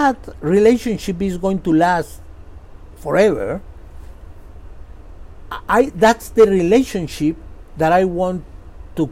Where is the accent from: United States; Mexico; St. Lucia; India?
Mexico; moved away as an adult; I am from Mexico